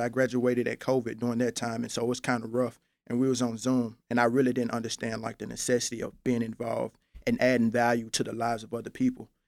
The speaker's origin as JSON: {"language": "English", "town": "Memphis", "region": "Tennessee", "country": "United States", "tie": "born or raised there", "said": "born and raised in Memphis, Tennessee"}